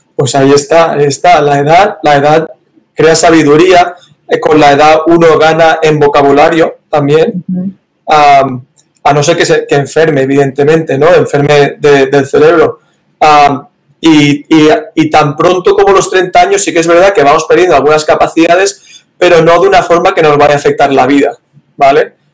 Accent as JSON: {"language": "Spanish", "town": "Valencia", "region": "Valencian Community", "country": "Spain", "also_born_or_lived": "Barcelona", "moved": "as an adult", "lives_now": "United States", "said": "soy de Valencia, que está en la parte mediterránea de España"}